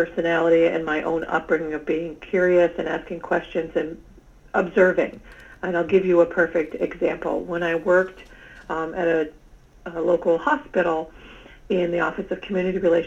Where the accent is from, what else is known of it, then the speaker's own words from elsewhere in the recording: Ithaca, New York, United States; my home, where I grew up in Ithaca, New York